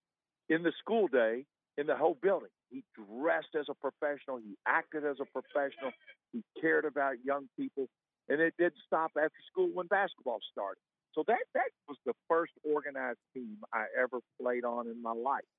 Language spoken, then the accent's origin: English; Louisville, Kentucky, United States; I grew up in the South End, which is kind of a blue-collar area of the city of Louisville